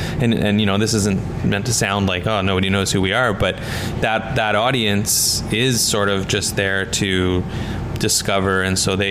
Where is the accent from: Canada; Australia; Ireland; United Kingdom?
Canada; White Rock, British Columbia; now in Vancouver, Canada; I grew up in White Rock